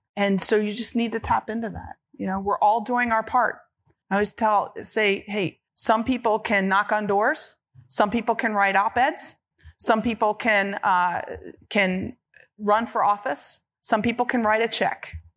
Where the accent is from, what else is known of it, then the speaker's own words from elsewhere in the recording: Georgetown, Kentucky, United States; now in Los Angeles, United States; I was born and raised in Georgetown, Kentucky